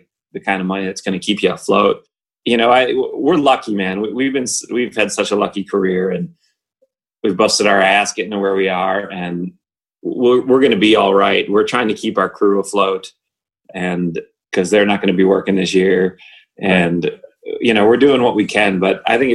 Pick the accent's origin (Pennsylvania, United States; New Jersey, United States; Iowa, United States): Pennsylvania, United States; moved away as an adult; also born or lived in Florida; now in Nashville, United States; we're from Pennsylvania.